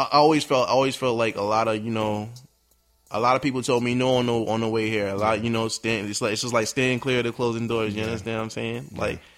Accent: New York City, New York, United States; I'm a young man. I'm from New York City, born and raised.

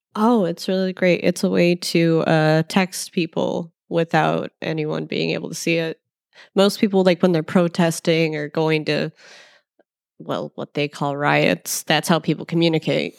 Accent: Chicago, Illinois, United States; we're from Chicago

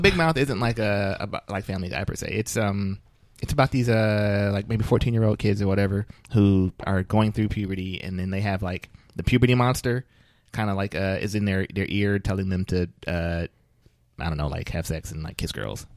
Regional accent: Flint, Michigan, United States; I'm from Flint

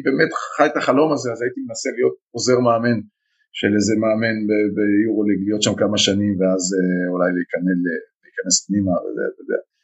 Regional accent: Israel; אנחנו ישראלים

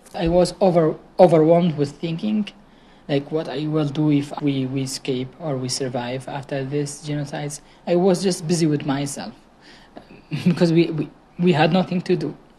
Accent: Sinjar, Nineveh, Iraq; I'm from Shingal

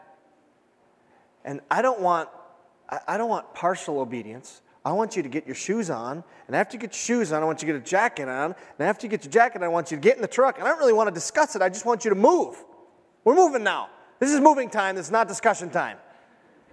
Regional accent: United States; as an American

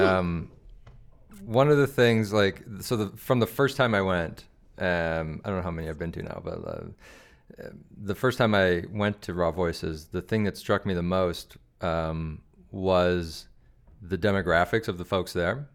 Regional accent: Calgary, Alberta, Canada; also born or lived in Regina; I live in Hawkwood. That's where I grew up.

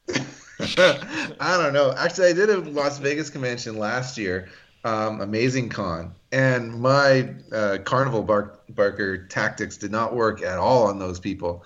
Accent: Canada; I'm Greek Canadian

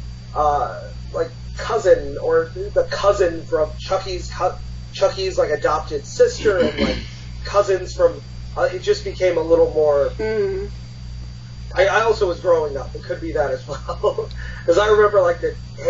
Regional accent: Connecticut, United States; I grew up in Connecticut

